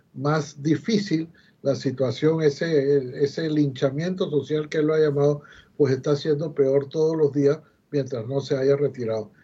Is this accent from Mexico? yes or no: no; Panama; somos los panameños los que estamos manejando el canal